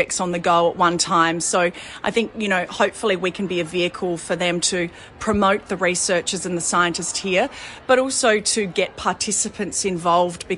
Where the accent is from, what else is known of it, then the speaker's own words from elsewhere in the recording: South Australia, Australia; being South Australian